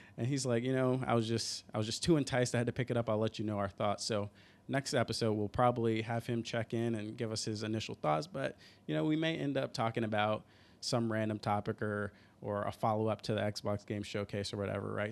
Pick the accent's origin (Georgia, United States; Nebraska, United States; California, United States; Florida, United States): Georgia, United States; Atlanta; moved away as an adult; now in Seattle, United States; I'm originally from Atlanta